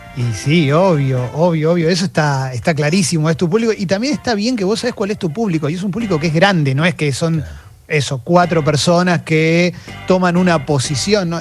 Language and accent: Spanish; Argentina